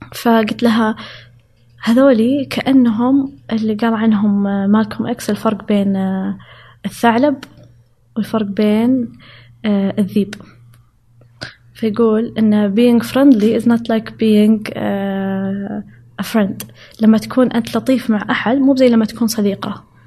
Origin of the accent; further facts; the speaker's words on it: Saudi Arabia; moved away as an adult; also born or lived in Riyadh / Chicago; أنا كسعودية